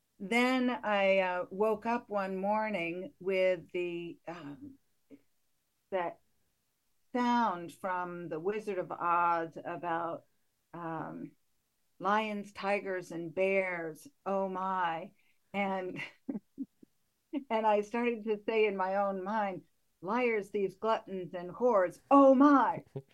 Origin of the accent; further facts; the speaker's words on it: Connecticut, United States; now in Portland, United States; I'm from Connecticut originally, so I'm not a Mainer.